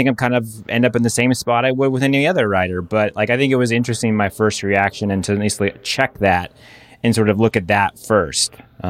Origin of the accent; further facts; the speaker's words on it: United States; as a fan, as an American, as, you know, someone who's personally been in a race with Katie